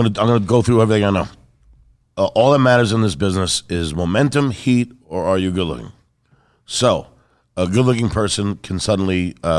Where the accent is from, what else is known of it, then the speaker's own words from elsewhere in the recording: New York, United States; But really, I'm a New Yorker.